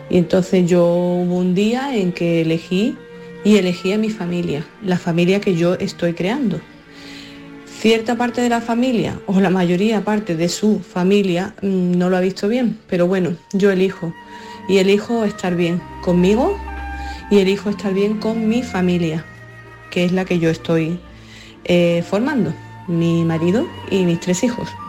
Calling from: Alhaurín, Andalusia, Spain; Eh, yo, por ejemplo, soy … de Alaurín y he tenido que decir no a mi madre.

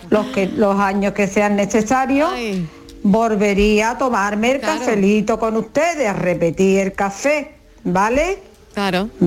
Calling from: Huelva, Andalusia, Spain; Buenas tardes, soy … de Huelva.

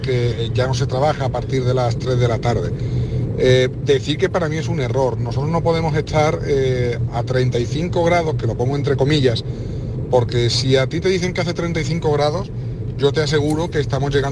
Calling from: Seville, Andalusia, Spain; de Sevilla.

